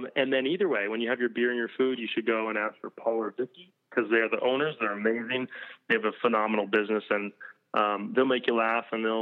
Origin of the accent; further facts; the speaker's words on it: Maine, United States; moved away; growing up in Maine